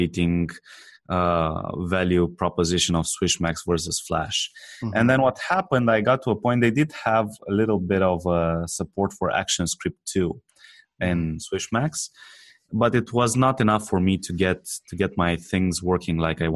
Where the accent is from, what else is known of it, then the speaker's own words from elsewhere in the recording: Romania; I'm not from America. So I come from Romania.